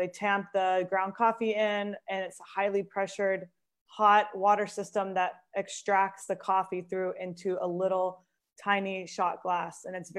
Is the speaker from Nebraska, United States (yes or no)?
no; Seattle, Washington, United States; now in Italy; So I'm also from Seattle-ish. And when I say ish, because like many of us from Seattle, like weren't quite born in Seattle, but call Seattle our hometown.